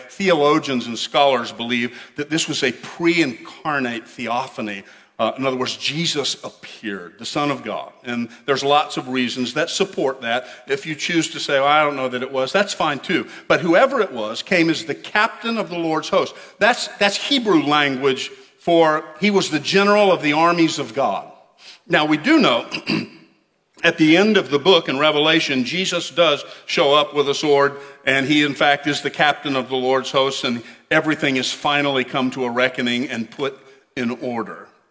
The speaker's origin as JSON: {"language": "English", "country": "United States", "said": "we're Americans"}